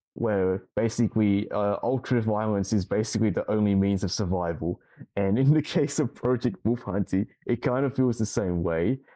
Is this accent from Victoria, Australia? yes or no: no; Sydney, New South Wales, Australia; from Australia, I'm from Sydney